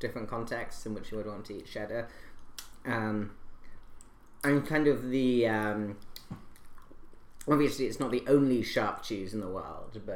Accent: United States; also born or lived in England; I'm very American

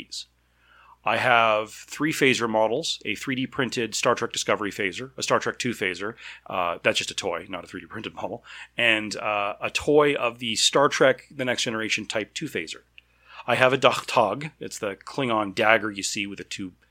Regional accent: Canada; I'm Canadian

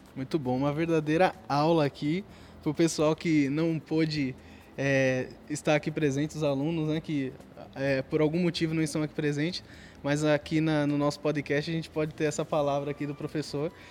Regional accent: João Alfredo, Pernambuco, Brazil; como eu sou lá de João Fredo também

